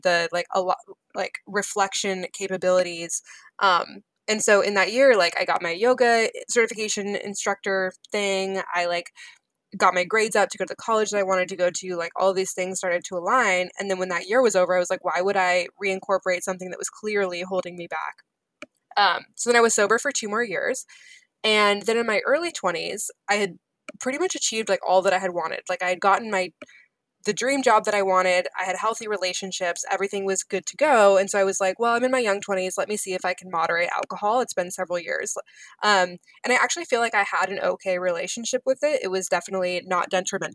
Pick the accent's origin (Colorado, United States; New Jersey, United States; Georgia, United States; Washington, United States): Washington, United States; Seattle; I'm from Seattle